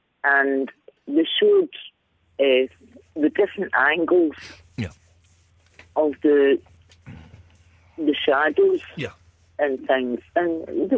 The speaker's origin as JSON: {"language": "English", "town": "Glasgow", "region": "Scotland", "country": "United Kingdom", "said": "I'm from Glasgow"}